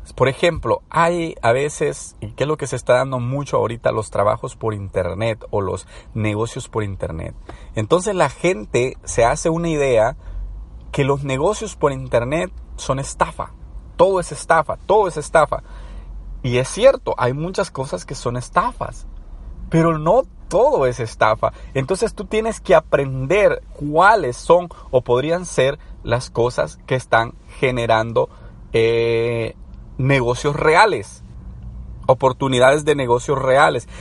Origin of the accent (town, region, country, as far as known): El Salvador